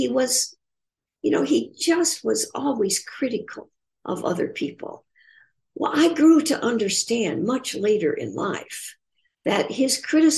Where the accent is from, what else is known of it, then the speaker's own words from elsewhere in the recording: Indiana, United States; growing up in Indiana